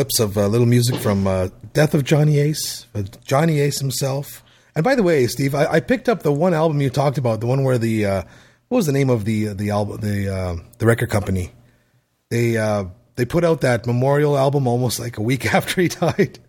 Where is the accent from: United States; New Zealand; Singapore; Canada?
Canada; I'm Canadian